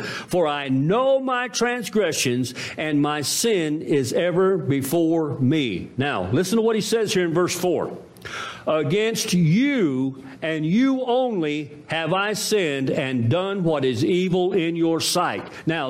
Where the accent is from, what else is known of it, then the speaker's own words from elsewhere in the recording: United States; I'm proud to be an American. I thank God every day that I'm born here.